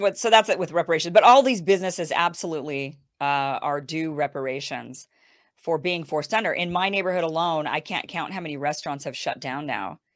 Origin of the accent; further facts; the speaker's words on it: Idaho, United States; now in California, United States; I'm from Idaho. I grew up in Idaho